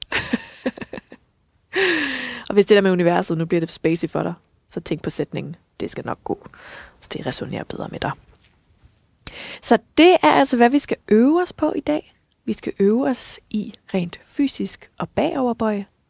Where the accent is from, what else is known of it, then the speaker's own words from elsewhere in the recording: West Jutland, Central Denmark Region, Denmark; nu jeg er altså selv vestjyde